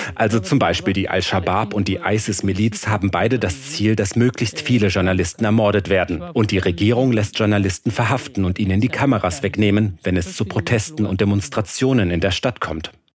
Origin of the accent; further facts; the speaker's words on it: Somalia; in meinem Heimatland.